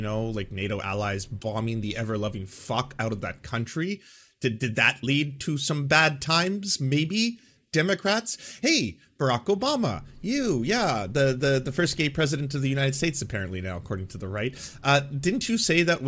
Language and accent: English; Vancouver, British Columbia, Canada; my hometown, Vancouver, Canada